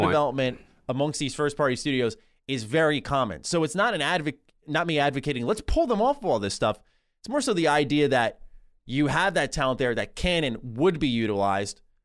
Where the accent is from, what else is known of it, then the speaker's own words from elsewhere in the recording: New York, United States; Born and raised in New York, I'm a Rangers guy